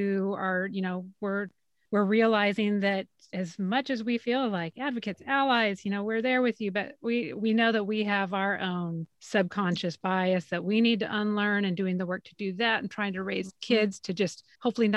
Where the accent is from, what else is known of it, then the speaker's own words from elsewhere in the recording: Southern Idaho, United States; I grew up in Southern Idaho, very white community, very white neighborhood.